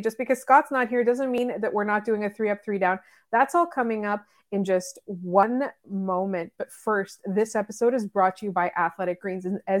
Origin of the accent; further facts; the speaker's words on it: Canada; and I'm being really honest, as a Canadian fan, right?